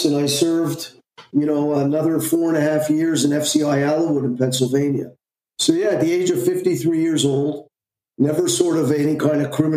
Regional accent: Montreal, Quebec, Canada; I'm from Montreal, Canada

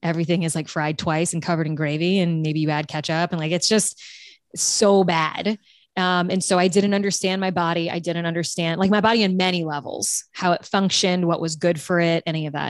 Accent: South Louisiana, United States; I'm from South Louisiana

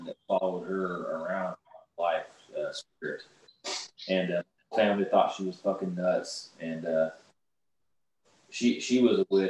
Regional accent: Oklahoma, United States; I'm from Oklahoma. Yes, I've lived in a trailer

